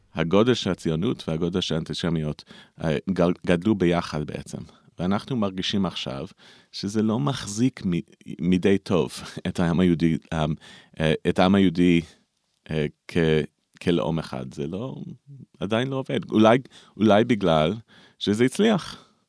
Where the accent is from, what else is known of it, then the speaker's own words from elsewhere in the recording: United States; Hebrew is a second language; also born or lived in Israel; אני גר בארצות הברית, אה, נולדתי בארצות הברית, אבל גרתי פה בארץ uh, כמעט שליש מהחיים